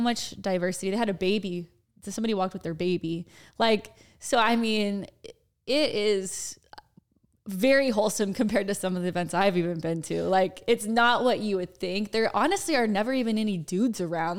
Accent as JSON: {"language": "English", "town": "Dallas", "region": "Texas", "country": "United States", "said": "We're, we're from Dallas"}